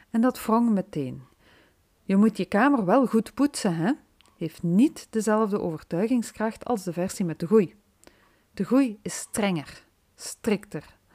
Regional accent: Limburg, Belgium; Dat was even een verrassing voor mij als Limburgse.

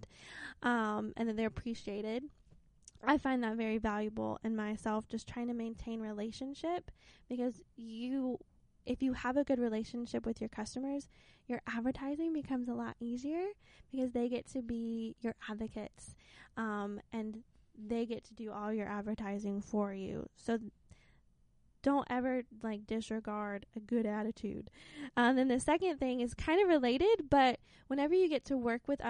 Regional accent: Lexington, South Carolina, United States; also born or lived in Arkansas; now in Anderson, United States; I grew up in Lexington, South Carolina, which is still, like, near Columbia

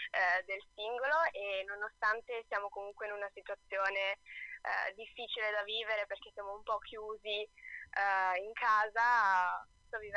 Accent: Brescia, Lombardy, Italy; Allora, c'è da dire che io sono bresciana, ma mia madre è bolognese, quindi in realtà sono anche mezza bolognese.

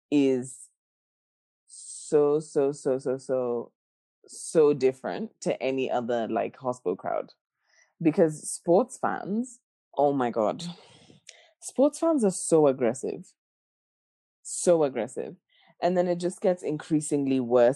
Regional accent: Kenya; now in Australia; I'm Kenyan. I'm from Kenya.

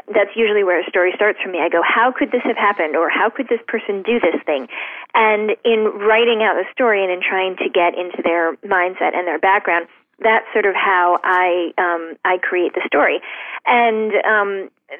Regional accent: Shaker Heights, Ohio, United States; moved away; When I was growing up in Shaker Heights

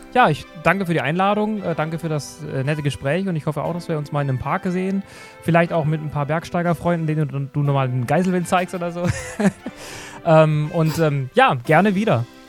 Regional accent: Black Forest, Baden-Württemberg, Germany; moved away; Ich komme ursprünglich aus dem Schwarzwald

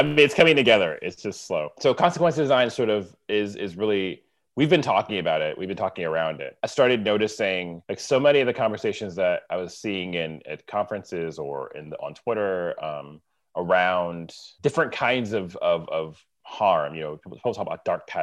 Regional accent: United States; moved away; I'm from the East Coast of America, and I grew outside of New York

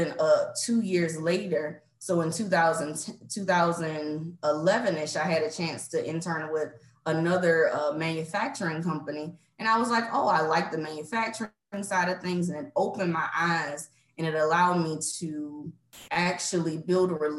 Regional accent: Savannah, Georgia, United States; moved away as an adult; born and raised in Savannah, Georgia

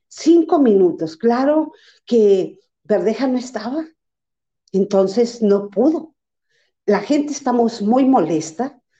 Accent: Coahuila, Mexico; soy de Coahuila, soy vecina de, de, de Guadiana

